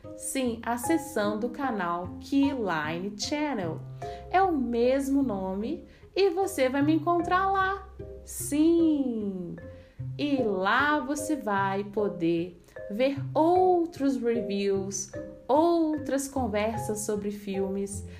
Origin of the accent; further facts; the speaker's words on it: Minas Gerais, Brazil; eu sou mineira e eu tomo cafezinho